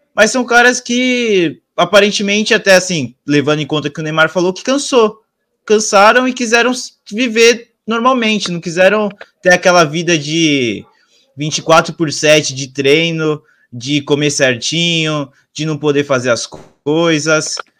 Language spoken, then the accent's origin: Portuguese; Brazil; a gente como é, brasileiro